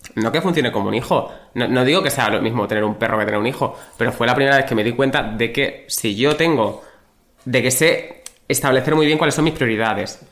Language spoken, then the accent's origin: Spanish; Badajoz, Extremadura, Spain; soy de Badajoz